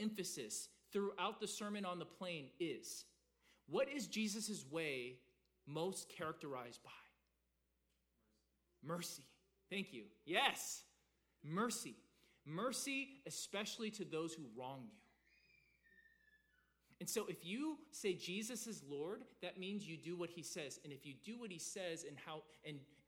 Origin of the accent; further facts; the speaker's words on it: the South, United States; growing up in the South, being a good church boy till I was 15